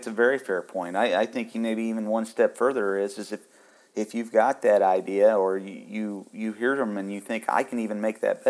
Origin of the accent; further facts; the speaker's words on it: Kansas, United States; now in Indiana, United States; But I'm originally from Northwest Kansas, and you know, and now I'm here in Indiana